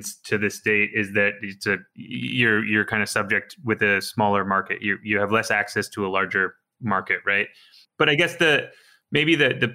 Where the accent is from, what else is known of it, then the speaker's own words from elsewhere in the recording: Canada; I'm Canadian